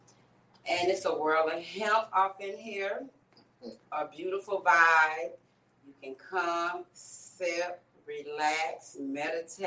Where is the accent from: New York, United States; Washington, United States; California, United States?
California, United States; now in Altamonte Springs, United States; I'm originally from California